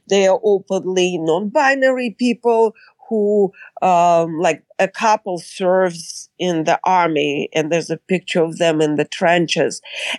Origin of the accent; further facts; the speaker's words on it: San Francisco, California, United States; I'm from San Francisco. So of course the gay community is very, very active there